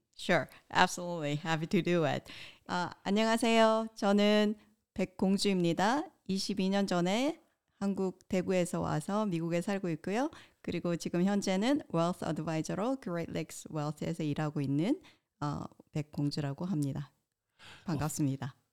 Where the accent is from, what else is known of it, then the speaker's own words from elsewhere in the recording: Daegu, South Korea; moved away; I'm originally from Daegu City, South Korea.